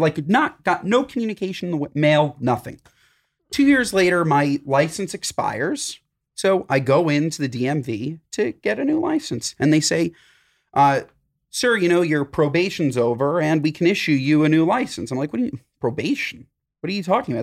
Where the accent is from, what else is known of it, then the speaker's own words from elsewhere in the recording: New York, United States; I'm from New York